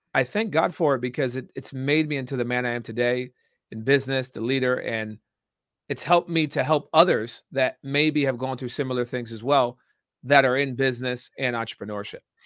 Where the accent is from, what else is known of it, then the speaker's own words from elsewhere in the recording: Danbury, Connecticut, United States; I was born and raised in Danbury, Connecticut, small town in, in Connecticut